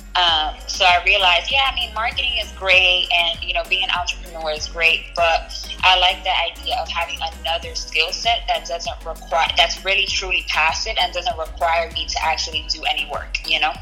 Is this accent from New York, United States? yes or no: yes; New York City, New York, United States; accent: Bronx; moved away as an adult; also born or lived in Syracuse; I left the Bronx